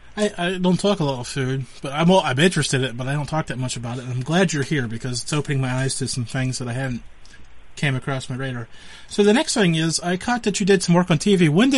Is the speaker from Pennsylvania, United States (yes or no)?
yes; Western Pennsylvania, United States; I'm from Western Pennsylvania, not necessarily the seafood capital of the world.